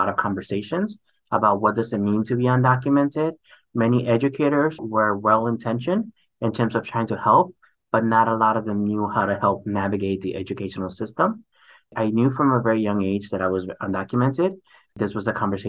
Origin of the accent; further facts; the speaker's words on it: Chicago, Illinois, United States; also born or lived in California / Mexico; it wasn't until third grade or so that then I moved to Chicago.